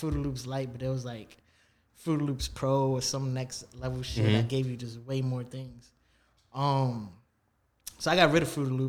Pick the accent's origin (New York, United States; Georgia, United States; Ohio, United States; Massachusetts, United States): New York, United States; New York City; also born or lived in Canarsie, Brooklyn; I was born, I was raised in the Bronx for like 10 years of my life, my younger years.